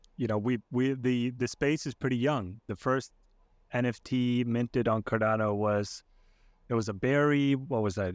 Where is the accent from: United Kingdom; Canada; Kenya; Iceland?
Iceland; now in United States; I'm originally from Iceland. I live, uh, in the U S now with, uh, with my family.